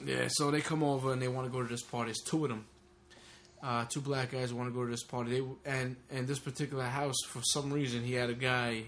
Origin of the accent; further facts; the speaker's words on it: Long Island, New York, United States; also born or lived in Brooklyn, New York; as a teenager growing up in Long Island